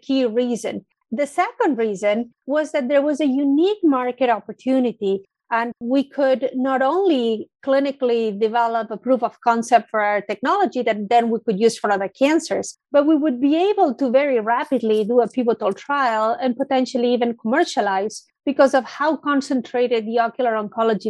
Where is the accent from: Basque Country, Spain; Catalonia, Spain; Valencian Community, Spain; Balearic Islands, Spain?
Catalonia, Spain; Barcelona; moved away as an adult; also born or lived in London; I started my career with a very classic PhD in molecular biology in my hometown in Barcelona.